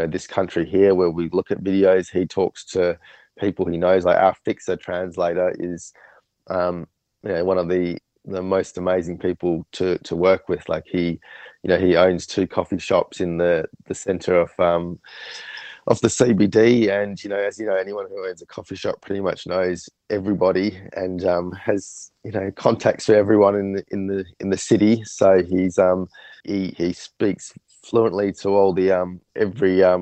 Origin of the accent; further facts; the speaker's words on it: Australia; we're from Australia